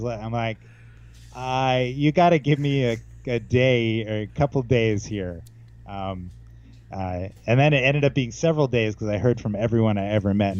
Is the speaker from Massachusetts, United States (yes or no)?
no; Poughkeepsie, New York, United States; also born or lived in Atlanta; now in New York, United States; I grew up in Poughkeepsie, New York, actually.